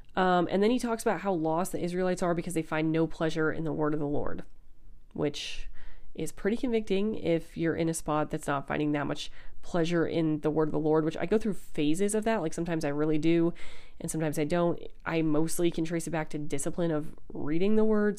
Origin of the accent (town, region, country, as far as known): United States